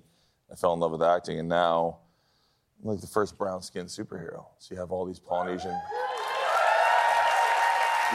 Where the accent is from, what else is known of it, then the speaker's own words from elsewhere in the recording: Hawaii, United States; I'm Hawaiian